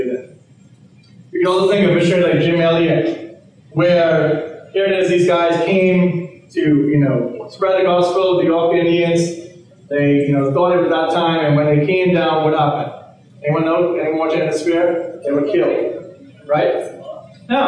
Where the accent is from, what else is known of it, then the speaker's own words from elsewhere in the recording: Bahamas; I'm from the Caribbean, I'm from the Bahamas